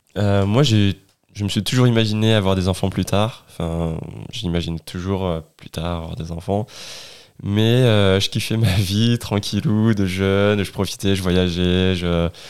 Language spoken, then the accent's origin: French; Ardèche, Auvergne-Rhône-Alpes, France; also born or lived in Grenoble; je viens d'Ardèche